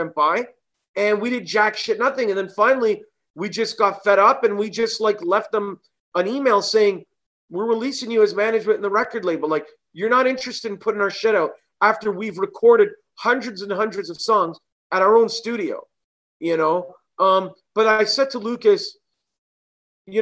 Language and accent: English; Canada; growing up in Canada, it's a bilingual country. We speak French, we're Italian, we speak Italian